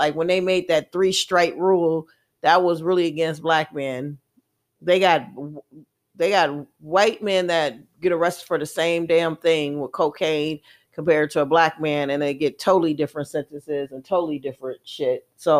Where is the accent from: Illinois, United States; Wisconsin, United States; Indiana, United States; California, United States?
Wisconsin, United States; Milwaukee; And growing up in Milwaukee was really good.